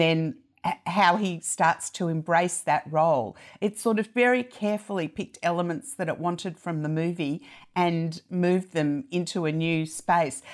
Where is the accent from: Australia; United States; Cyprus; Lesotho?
Australia; as an Australian